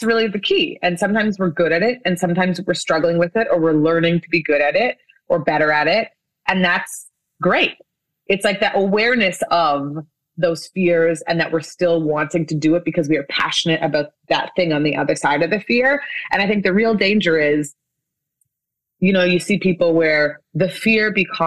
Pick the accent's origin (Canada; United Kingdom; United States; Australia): Canada; Winnipeg, Manitoba; this is my hometown of Winnipeg in Canada